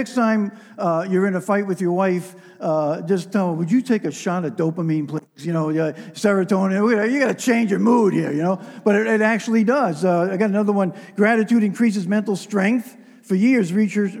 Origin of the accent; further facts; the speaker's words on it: New York metropolitan area, United States; I'm a New Yorker. I grew up in a New York metropolitan area